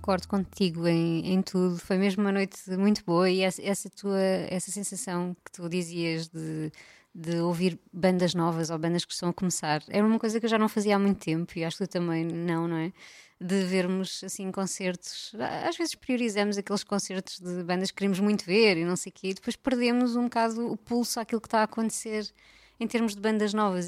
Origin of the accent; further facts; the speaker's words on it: Algarve, Portugal; eu cresci no Algarve